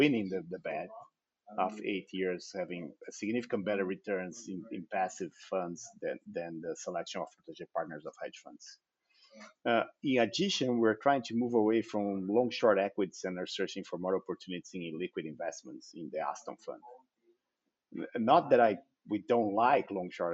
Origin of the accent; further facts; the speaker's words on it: Brazil; also born or lived in Netherlands; my family moved back to Brazil when I was just 8 months old